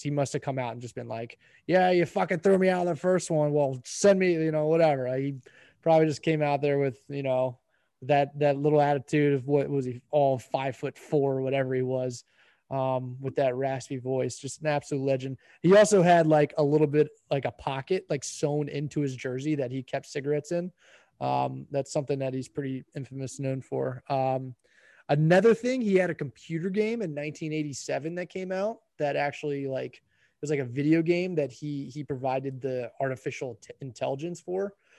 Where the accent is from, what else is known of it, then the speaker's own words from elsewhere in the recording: Baltimore, Maryland, United States; we're from Baltimore